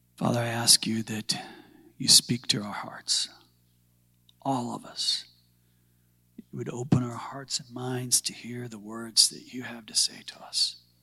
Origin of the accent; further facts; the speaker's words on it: Southern Illinois, United States; moved away as an adult; also born or lived in Forgotten Islands; I was born and raised in industry in Little Assembly of God Church there.